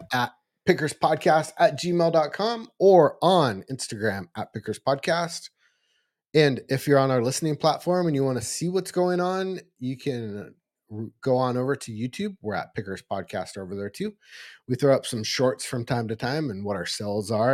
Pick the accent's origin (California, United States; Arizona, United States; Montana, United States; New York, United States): California, United States; Eureka; actually in my hometown